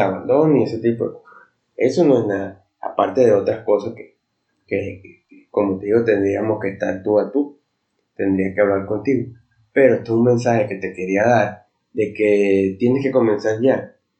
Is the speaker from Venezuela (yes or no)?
yes; Venezuela; soy de Venezuela